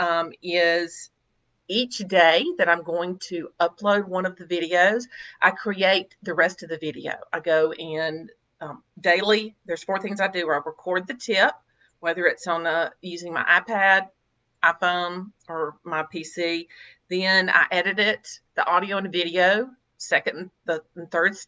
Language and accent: English; Mississippi, United States; I was born and raised in Mississippi and I still live here.